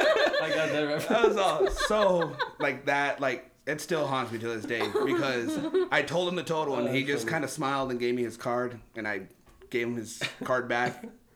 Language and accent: English; El Paso, Texas, United States; I'm born and raised here in El Paso.